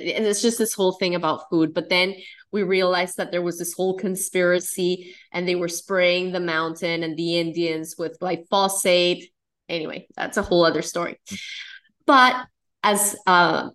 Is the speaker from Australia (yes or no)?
no; Colombia; I'm Colombian. I'm from South America. And, you know, the environment that I grew up in is Colombia